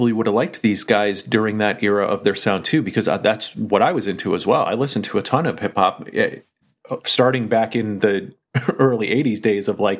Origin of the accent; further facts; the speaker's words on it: California, United States; I was a kid growing up in the Bay Area, so I happened to be in the golden era of thrash.